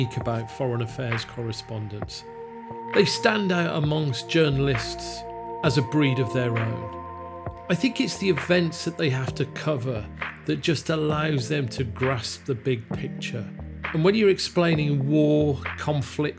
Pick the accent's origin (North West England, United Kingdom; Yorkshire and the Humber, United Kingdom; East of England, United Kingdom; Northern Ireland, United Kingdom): Yorkshire and the Humber, United Kingdom; as a Yorkshireman from South Yorkshire